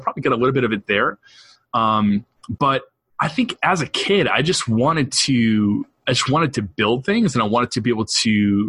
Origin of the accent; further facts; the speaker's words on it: New England, United States; And so I grew up in the Northeast and pretty much have lived here my whole life. I moved around a little bit, but settled now on the North Shore of Boston, and I'm a New Englander through and through.